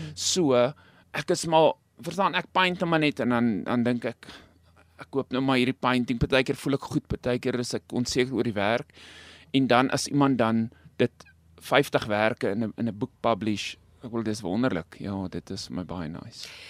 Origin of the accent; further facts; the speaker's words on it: Stella, North West, South Africa; now in Rosendal, South Africa; ek self op die platland groot geword het. Ek kom nie van Rosenhal af, ek kom van 'n klein dorpie met die naam Stella, dis naby nou Vryburg in die Noordwes.